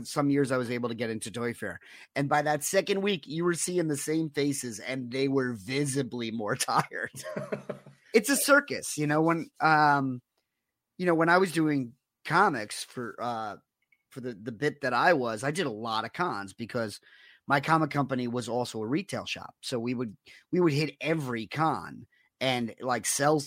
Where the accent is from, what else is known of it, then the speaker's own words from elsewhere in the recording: New York City, New York, United States; as a kid, I grew up in Rockaway Beach